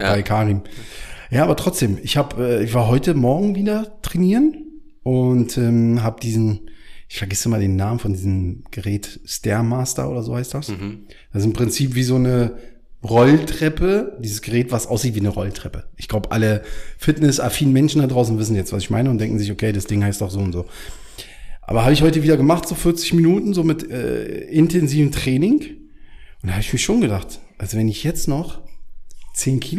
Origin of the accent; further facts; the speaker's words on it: Berlin, Germany; als Berliner denkst du natürlich so Wandern, weißt du, wie hier durch den Tiergarten läufst da irgendwie eine Stunde, zwei Stunden und alles ist schön oder Teufelsberg, wenn es hochkommt.